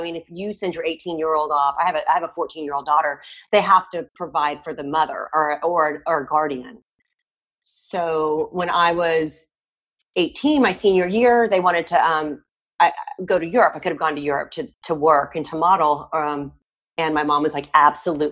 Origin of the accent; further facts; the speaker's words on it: Houston, Texas, United States; moved away as an adult; also born or lived in Denver / Los Angeles; now in Philadelphia, United States; I'm from Houston